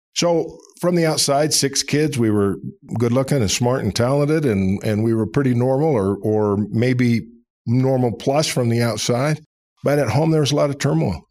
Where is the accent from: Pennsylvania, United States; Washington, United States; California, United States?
Washington, United States; Seattle; moved away as an adult; also born or lived in Provo, Utah; now in Atlanta, United States; I was born in Utah, raised in Seattle, Washington